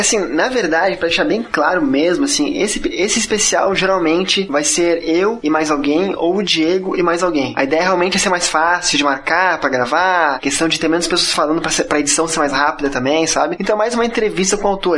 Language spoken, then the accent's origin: Portuguese; Curitiba, Paraná, Brazil; now in Florianópolis, Brazil; Eu sou curitibano e moro em Floripa.